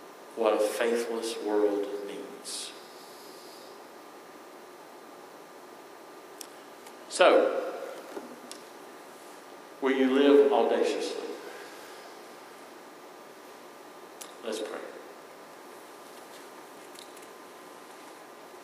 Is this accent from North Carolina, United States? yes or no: yes; Eastern North Carolina, United States; I am from Eastern North Carolina.